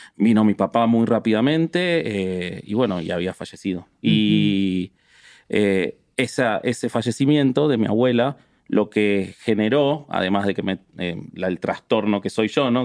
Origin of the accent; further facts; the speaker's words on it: Buenos Aires, Argentina; Yo que me crié en Buenos Aires, una ciudad que se prestigia de progresista